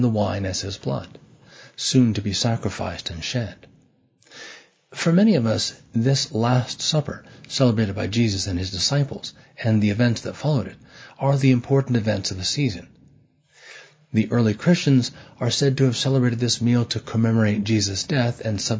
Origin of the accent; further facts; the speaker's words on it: San Francisco, California, United States; now in New York City, United States; growing up in San Francisco